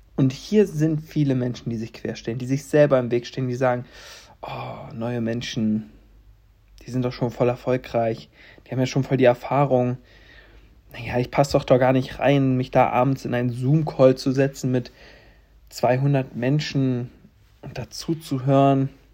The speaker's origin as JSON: {"language": "German", "town": "Stendal", "region": "Saxony-Anhalt", "country": "Germany", "tie": "born or raised there", "also_born_or_lived": "Halle", "said": "in Stendal, wo ich geboren bin"}